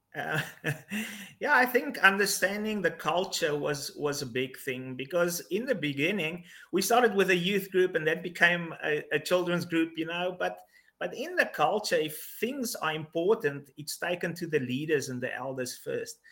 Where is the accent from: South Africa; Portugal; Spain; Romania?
South Africa; also born or lived in Mozambique; I am South African, living in South Africa.